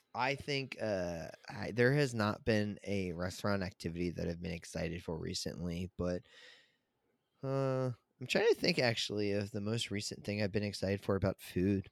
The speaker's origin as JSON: {"language": "English", "town": "Chesapeake Beach", "region": "Maryland", "country": "United States", "tie": "born or raised there", "said": "I grew up in, um, where I grew up at in Maryland, um, Chesapeake Beach"}